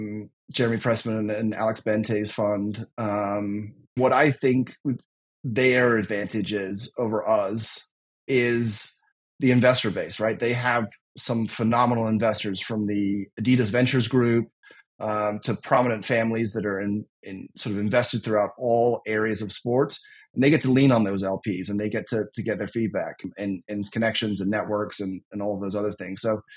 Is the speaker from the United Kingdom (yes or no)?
yes; United Kingdom; although my accent does not give it away anymore, being a British football fan